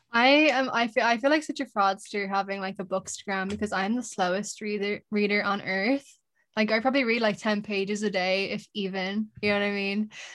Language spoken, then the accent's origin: English; Dublin, Leinster, Ireland; from Dublin